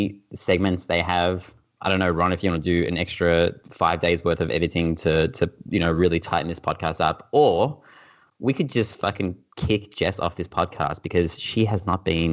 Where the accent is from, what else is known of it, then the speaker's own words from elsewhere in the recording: Australia; we're Australian